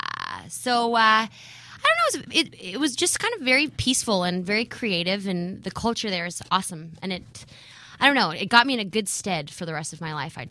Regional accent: Victoria, British Columbia, Canada; also born or lived in Regina, Saskatchewan; I'm from Victoria, BC. Well, actually, technically, I was born in Regina, Saskatchewan. Uh-huh. Moved to Victoria when I was like 7, but I was raised there.

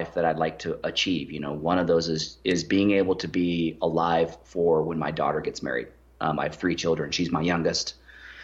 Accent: United States; us Americans

